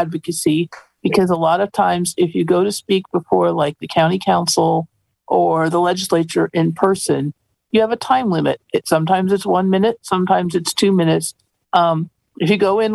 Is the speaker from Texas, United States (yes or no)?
no; Montana, United States; moved away as an adult; also born or lived in Princeton; where I grew up in Montana